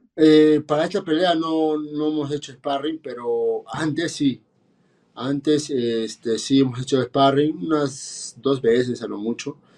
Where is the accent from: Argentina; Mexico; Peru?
Peru; soy un peleador peruano